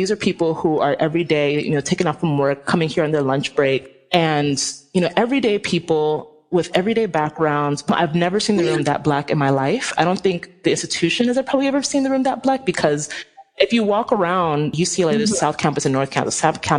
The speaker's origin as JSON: {"language": "English", "country": "Nigeria", "said": "I'm Nigerian. If any of y'all know how Nigerians are, we are, like, so extra. Like, we are very extra people."}